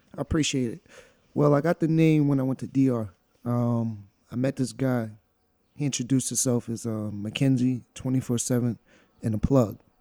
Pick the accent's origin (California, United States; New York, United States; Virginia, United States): New York, United States; also born or lived in Monticello; we're from New York